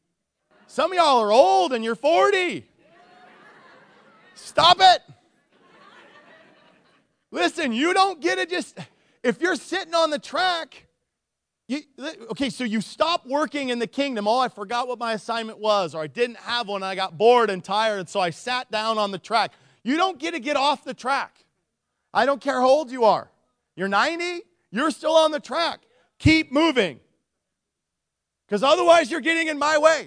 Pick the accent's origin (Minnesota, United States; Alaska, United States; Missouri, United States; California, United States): Alaska, United States; Nikiski; I grew up in Nikiski